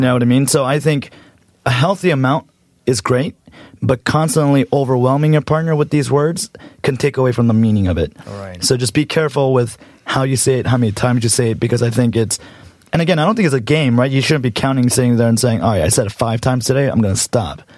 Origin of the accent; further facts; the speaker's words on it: United States; also born or lived in Los Angeles; I am a Korean American born and raised in America.